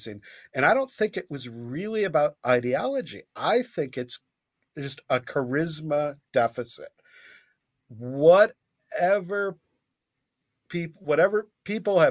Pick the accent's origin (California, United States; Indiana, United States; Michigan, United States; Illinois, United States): Michigan, United States; Grand Rapids; born and raised in Grand Rapids